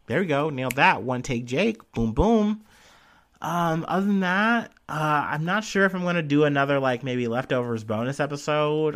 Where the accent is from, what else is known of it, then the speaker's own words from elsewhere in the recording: United States; I'm an American, I'm a person who's living and seeing the protests and stuff happening here